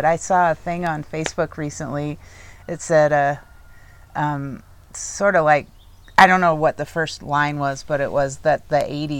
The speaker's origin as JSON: {"language": "English", "town": "Juneau", "region": "Alaska", "country": "United States", "tie": "born or raised there", "moved": "yes", "said": "when I grew up in Juneau"}